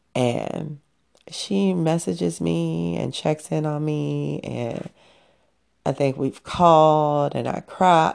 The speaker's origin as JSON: {"language": "English", "town": "Chicago", "region": "Illinois", "country": "United States", "said": "I am a Chicagoan till Chicago ends"}